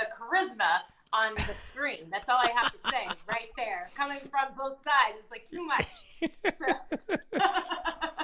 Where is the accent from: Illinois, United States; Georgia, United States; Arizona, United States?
Georgia, United States; Appalachia, North; moved away as an adult; also born or lived in Atlanta, United States; now in New York, United States; I am from Georgia